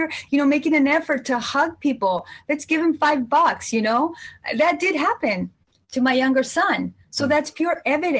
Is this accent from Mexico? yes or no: yes; Jalisco, Mexico; I'm from Central Mexico, from Jalisco